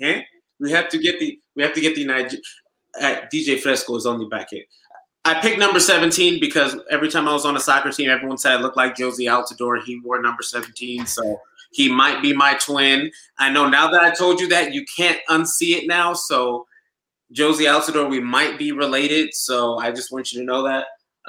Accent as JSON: {"language": "English", "country": "Nigeria", "accent": "Nigerian", "lives_now": "Los Angeles, United States", "said": "it wouldn't be right if I didn't bring out my Nigerian accent this week. So unfortunately, I will not be at any of the watch parties because I will be supporting my home country, the village of my father."}